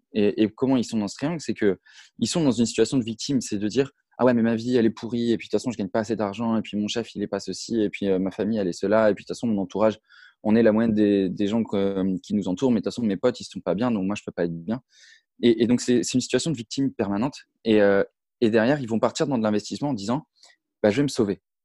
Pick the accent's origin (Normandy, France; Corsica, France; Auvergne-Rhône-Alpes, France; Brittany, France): Brittany, France; je suis originaire de Bretagne